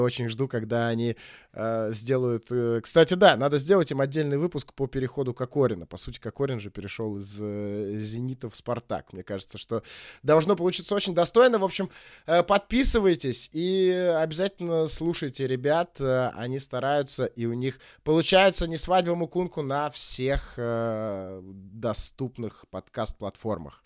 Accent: Saint Petersburg, Russia; now in Moscow, Russia; я, кстати, тоже э, сам из Питера, и буквально вот сегодня, вообще живу в Москве

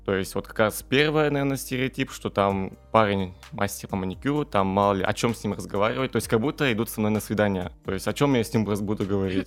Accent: Zakamsk, Perm Krai, Russia; я родом из Икамска, и там как раз-таки окружение немножко другое, чем в центре города

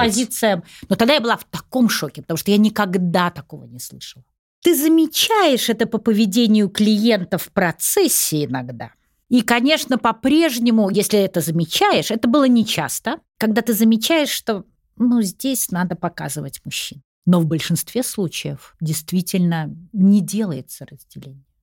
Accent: Saint Petersburg, Russia; moved away as an adult; now in Moscow, Russia; Я же из Питера сама. Угу. Я перебралась сюда, вот мне было около 30 лет.

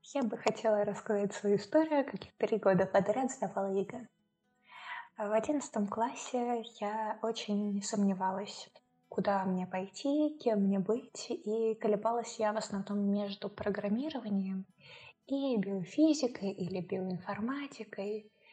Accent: Moscow Oblast, Russia; я сама из Московской области

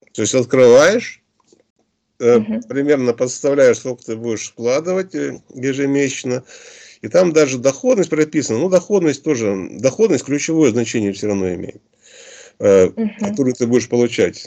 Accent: Omsk, Omsk Oblast, Russia; мы сами из Омска

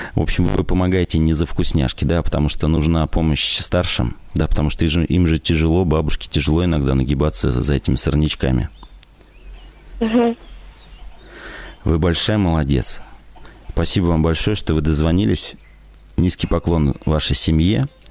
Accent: Novosibirsk Oblast, Russia; now in Novosibirsk, Russia; я из Новосибирска. Уже давно как бы живу в городе, с области переехал, с Новосибирской.

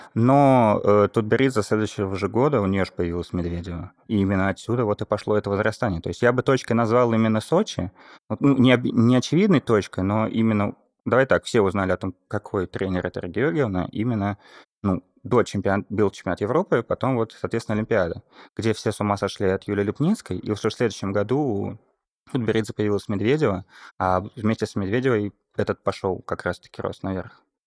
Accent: Saint Petersburg, Russia; я родом из Петербурга

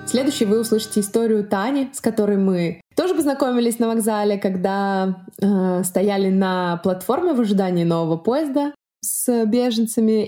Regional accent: Russia; now in Berlin, Germany; я из России

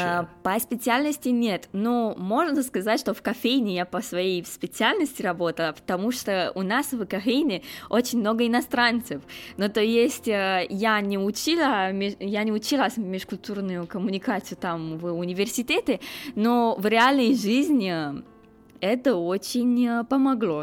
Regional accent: Romania; Russian is a second language; moved away as an adult; now in Moscow, Russia; я из Румынии

